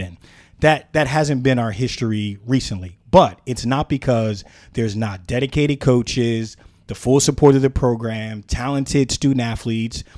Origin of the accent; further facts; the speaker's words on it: Philadelphia, Pennsylvania, United States; growing up in Philadelphia